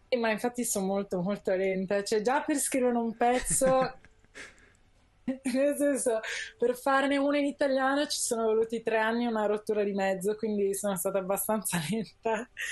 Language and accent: Italian; Milan, Lombardy, Italy; io sono nata a Milano, sono cresciuta a Milano